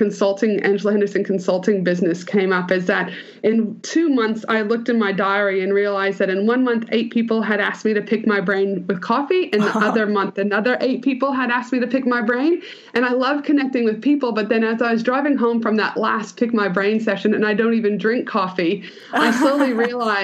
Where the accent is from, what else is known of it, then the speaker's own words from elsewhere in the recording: Canada; I'm Canadian, so I always start with that because I'm a super proud Canadian